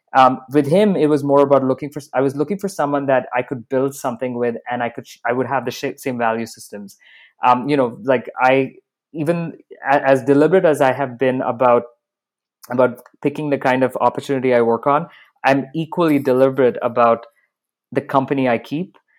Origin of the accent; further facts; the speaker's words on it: Dubai, United Arab Emirates; moved away; also born or lived in Bahrain / Canada / United States; I was born in Bahrain. I grew up in Dubai, so I've got a very mixed background.